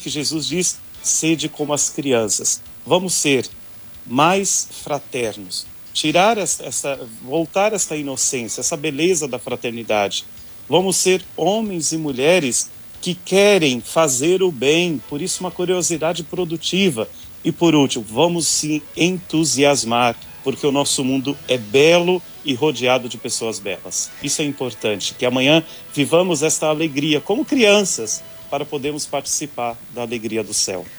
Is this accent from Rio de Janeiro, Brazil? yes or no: no; Paraná, Brazil; moved away; eu, como um bom paranaense, né, de um povo muito devoto